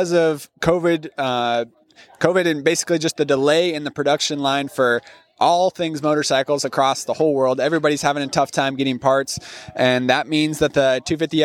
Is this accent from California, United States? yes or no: yes; Northern California, United States; I grew up in Northern California.